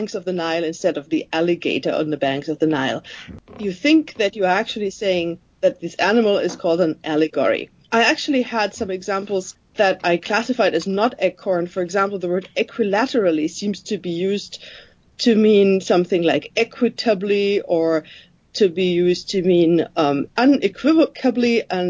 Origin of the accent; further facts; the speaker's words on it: Germany; first language German; English is a second language; moved away as an adult; I was already not living in the country anymore, and I left Germany